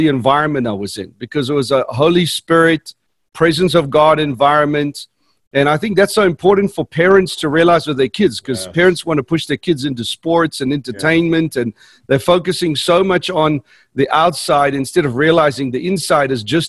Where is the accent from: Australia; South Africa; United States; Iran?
South Africa; born there; I was born in South Africa